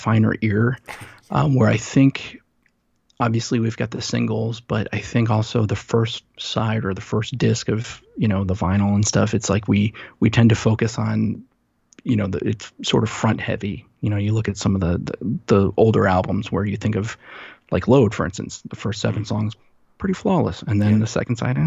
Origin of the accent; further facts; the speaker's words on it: New Jersey, United States; moved away; I grew up in New Jersey